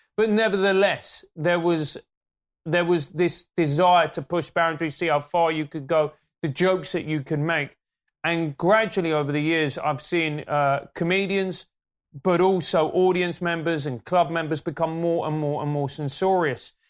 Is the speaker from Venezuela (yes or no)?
yes; Venezuela; now in United Kingdom; When I grew up in Venezuela, it was a capitalist